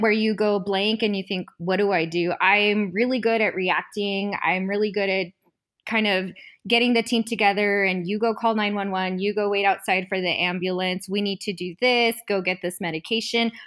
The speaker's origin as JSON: {"language": "English", "region": "southern New Mexico", "country": "United States", "also_born_or_lived": "Southern California", "said": "I'm originally from New Mexico. It's a super small town in southern New Mexico, really close to Texas."}